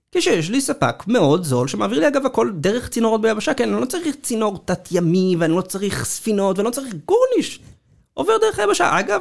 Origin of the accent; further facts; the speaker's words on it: Israel; לנו כישראלים